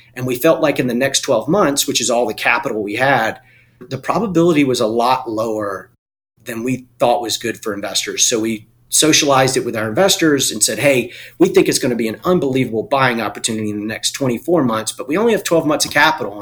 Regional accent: Eastern North Carolina, United States; I was born and raised in Eastern North Carolina. I'm a farm boy.

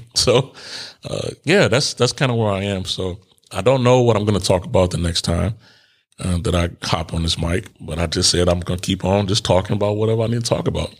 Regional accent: Chicago, Illinois, United States; moved away as an adult; I was born in Cook County Hospital in Chicago

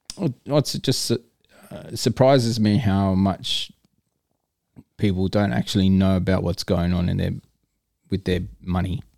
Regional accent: Darwin, Northern Territory, Australia; moved away as an adult; also born or lived in Sydney; now in Perth, Australia; I grew up there.

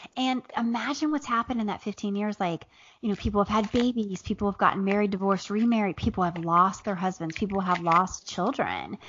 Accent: Southern Ohio, United States; also born or lived in Appalachia; now in Atlanta, United States; I grew up in Southern Ohio

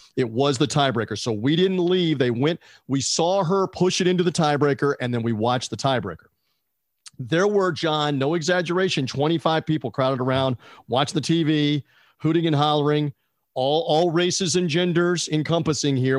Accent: United States; We're an American

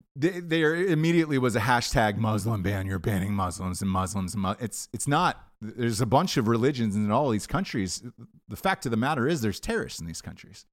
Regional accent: United States; us as Americans

